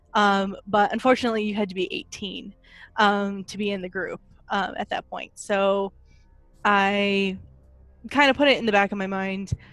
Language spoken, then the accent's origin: English; United States; I am an American woman.